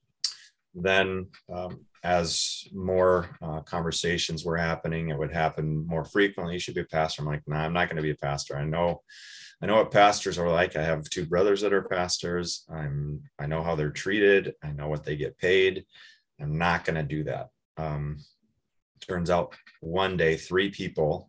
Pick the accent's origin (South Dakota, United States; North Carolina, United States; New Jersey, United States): South Dakota, United States; Watertown; moved away as an adult; also born or lived in Brookings, South Dakota / Moorhead, Minnesota; now in Chaska, United States; So I grew up in Watertown, South Dakota.